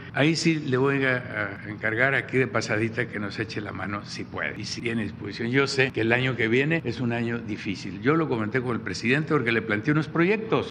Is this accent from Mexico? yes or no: yes; Badiraguato, Sinaloa, Mexico; soy de Bairaguato